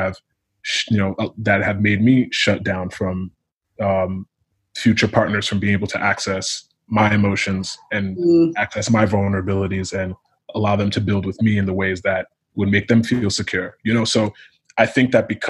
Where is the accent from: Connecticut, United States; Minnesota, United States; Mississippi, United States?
Connecticut, United States; I'm first generation Nigerian American, but I was born and raised in Connecticut